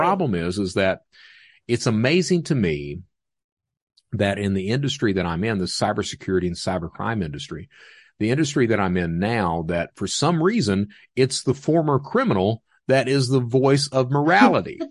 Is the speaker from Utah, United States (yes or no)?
no; Hazard, Kentucky, United States; also born or lived in Panama City, Florida; That's where I'm from is Hazard, so those floods that were on C N N, that epicenter, that's my hometown